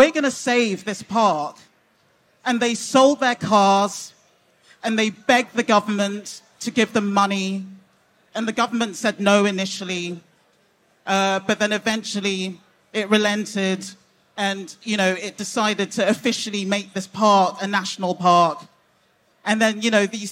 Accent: England, United Kingdom; I'm British Nigerian

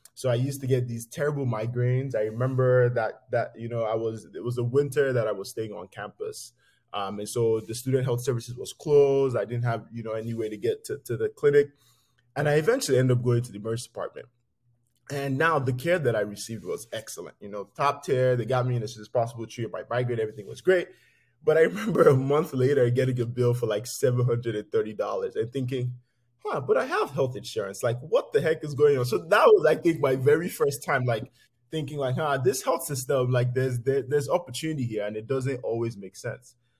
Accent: Lagos, Nigeria; moved away; I grew up poor in, in Lagos

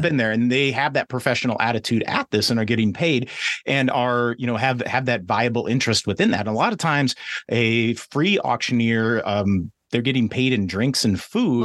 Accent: West Coast, United States; I grew up on the West Coast

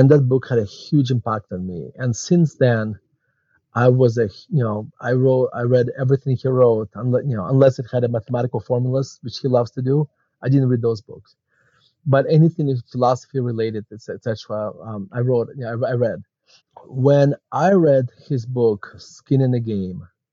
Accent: Murmansk, Murmansk Oblast, Russia; English is a second language; moved away as an adult; now in Denver, United States; as you can tell from my accent, I was not born in the United States. I was born actually in Murmansk, Russia. And my family immigrated to the United States in 1991

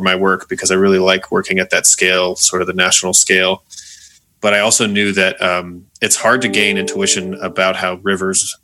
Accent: Monument, Colorado, United States; also born or lived in Boulder, Colorado / France / North Carolina; my background is that I grew up in Colorado, in Monument, Colorado, so not far from here, about 2 hours south

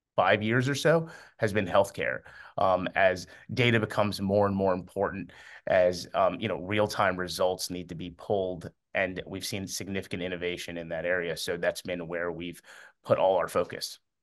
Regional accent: Miami, Florida, United States; also born or lived in Amman, Jordan; I was born in Amman, Jordan, and I moved here to Miami when I was three

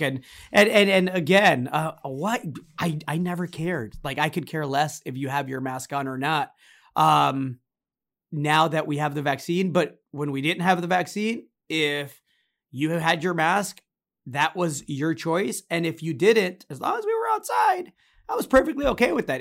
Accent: United States; me as an American, as a citizen

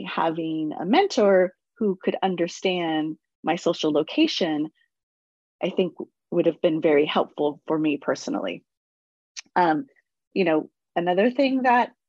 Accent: San Francisco, California, United States; I grew up in the Mission

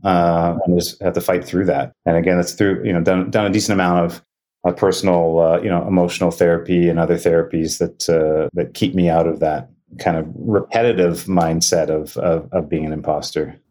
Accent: Winnipeg, Manitoba, Canada; also born or lived in Thunder Bay, Ontario; I was born in Thunder Bay, Ontario, which is on Lake Superior, but um, I grew up in Winnipeg

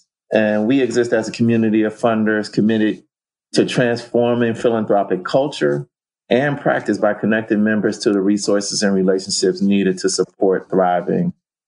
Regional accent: Cleveland, Ohio, United States; moved away as an adult; I'm a guy from Cleveland, Ohio, originally. Grew up in the 70s and 80s there

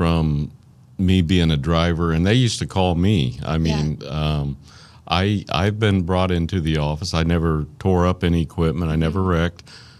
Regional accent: Arkansas, United States; accent: Arkansas; There's my Arkansas accent.

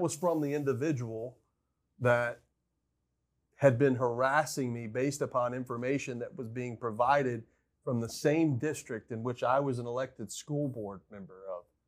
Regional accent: United States; felt so much pride in being an American

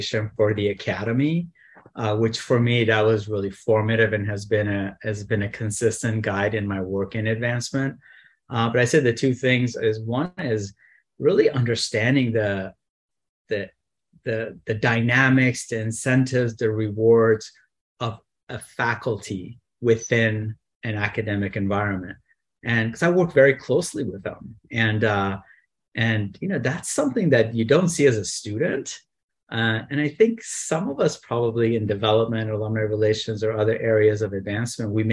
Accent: San Diego, California, United States; I grew up in San Diego

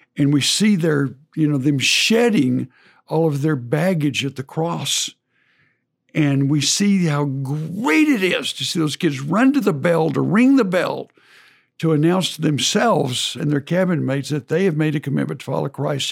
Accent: College Station, Texas, United States; in my high school I grew up in in College Station

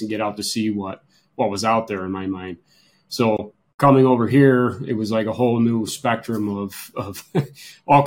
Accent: Lyons, New York, United States; So I grew up in Lyons, New York, right here in Wayne County. I still live in Lyons

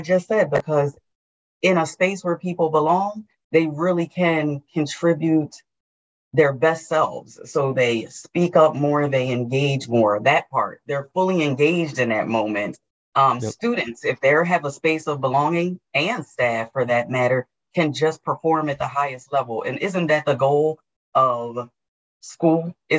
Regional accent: New Jersey, United States; moved away; I came from New Jersey. I now am in Georgia and started working in FranklinCovey here.

